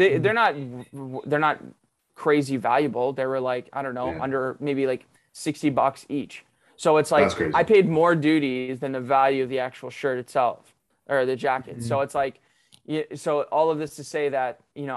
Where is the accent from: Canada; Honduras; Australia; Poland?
Canada; as a Canadian, for us as Canadians